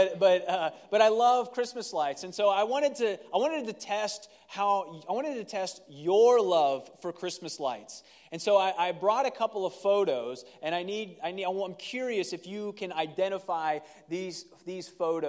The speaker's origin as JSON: {"language": "English", "region": "Ohio", "country": "United States", "tie": "born or raised there", "moved": "yes", "said": "I grew up in Ohio, and tamales was not a tradition of ours"}